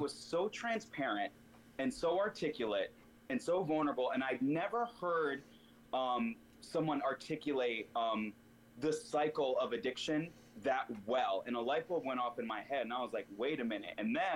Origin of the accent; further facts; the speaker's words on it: Virginia, United States; moved away as an adult; also born or lived in Connecticut / California; now in New York, United States; I was born in Connecticut, raised in Virginia, and then when I was 22, I moved to California